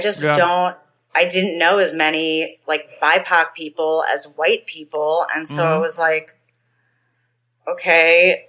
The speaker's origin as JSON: {"language": "English", "region": "New York", "country": "United States", "moved": "yes", "said": "Well, I'm from New York."}